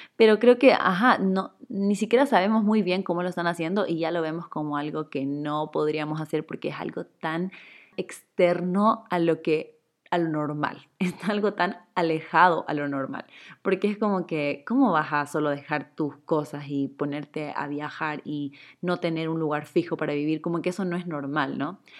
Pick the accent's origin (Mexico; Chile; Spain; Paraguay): Chile; now in Ecuador; yo soy chilena, pero vivo en Ecuador